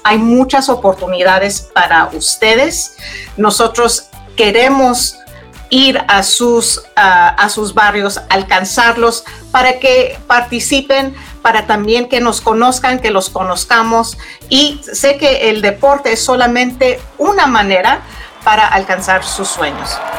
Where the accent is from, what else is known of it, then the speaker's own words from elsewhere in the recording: Denver, Colorado, United States; moved away; Yo crecí en Denver, Colorado